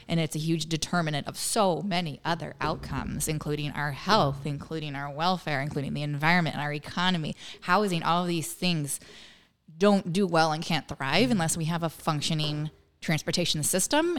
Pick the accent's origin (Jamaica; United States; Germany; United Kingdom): United States; Northern California; moved away as an adult; also born or lived in Massachusetts; now in Winthrop, United States; I grew up in Northern California where we didn't have transit